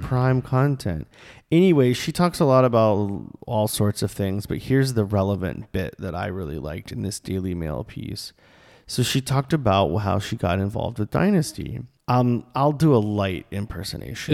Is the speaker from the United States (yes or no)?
yes; the South, United States; we're from the South